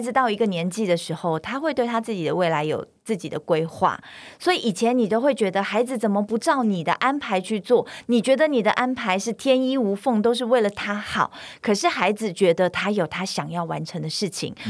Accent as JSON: {"language": "Chinese", "country": "China", "tie": "born or raised there", "moved": "yes", "lives_now": "Taiwan", "said": "我在中国大陆长大"}